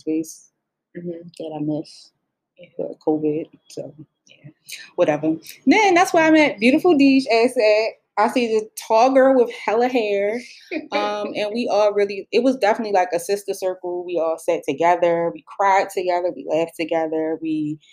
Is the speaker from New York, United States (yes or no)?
no; Baltimore, Maryland, United States; I was born and raised Baltimore, Maryland